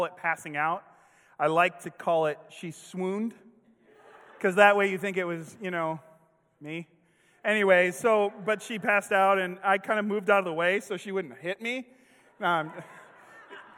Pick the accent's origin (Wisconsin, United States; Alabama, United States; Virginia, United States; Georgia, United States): Wisconsin, United States; Kenosha; now in Springfield, United States; I grew up with in Kenosha, Wisconsin